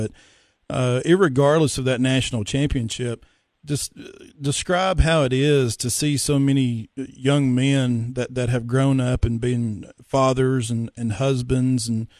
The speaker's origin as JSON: {"language": "English", "region": "Upper East Tennessee", "country": "United States", "said": "I'm originally from Upper East Tennessee"}